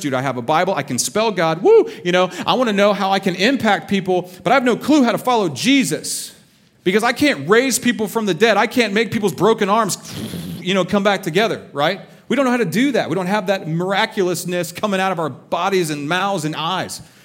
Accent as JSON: {"language": "English", "region": "Texas", "country": "United States", "said": "I'm from Texas"}